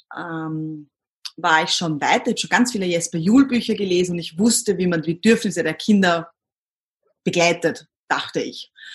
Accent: Austria; accent: Austrian dialect; also born or lived in Himberg, near Vienna; ich komme aus Österreich, wie man wahrscheinlich bei, meiner, bei meinem Dialekt hört

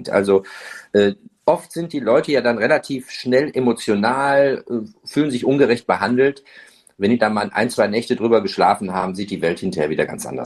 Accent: Duisburg, North Rhine-Westphalia, Germany; born there; Meine Mutter ist Deutsche, meine Frau ist Deutsche. Ich bin, in Duisburg geboren, also mehr geht dann schon fast gar nicht.

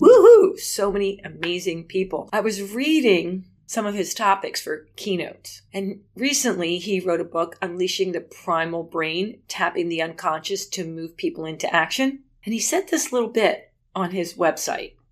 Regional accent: New Jersey, United States; now in Pennsylvania, United States; I grew up in Jersey

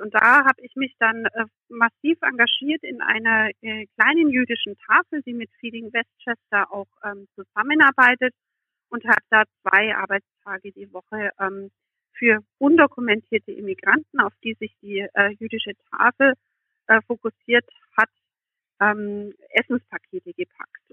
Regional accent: Germany; moved away; nach meinem Herkunftsland und ich erzählte von Deutschland.

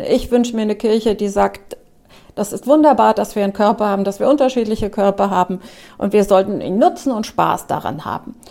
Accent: Trier, Rhineland-Palatinate, Germany; moved away; also born or lived in Wiesbaden; Ich bin auch in Trier aufgewachsen

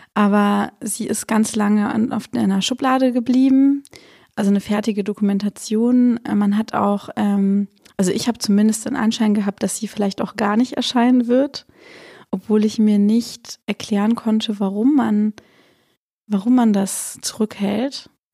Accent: Swabia, Germany; dass ich mich als halt Schwäbin sehe

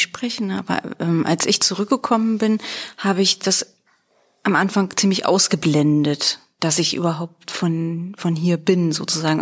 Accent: Treuenbrietzen, Brandenburg, Germany; moved away as an adult; also born or lived in Weimar; mein Mann und ich, wir kommen eigentlich aus Träumbrizen und Umgebung

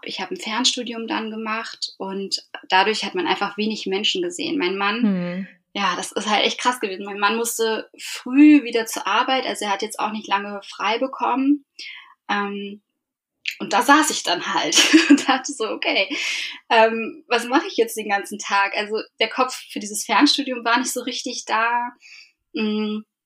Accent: Eckernförde, Schleswig-Holstein, Germany; now in Hamburg, Germany; ursprünglich komme ich aber aus Eckernförde und bin dort mit meiner Mutter und meinem Bruder aufgewachsen

